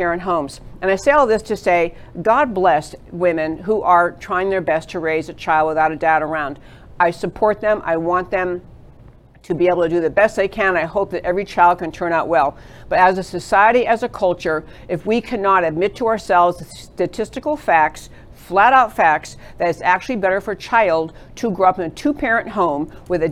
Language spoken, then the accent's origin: English; New York, United States; moved away as an adult; also born or lived in California; now in Texas, United States; I grew up in New York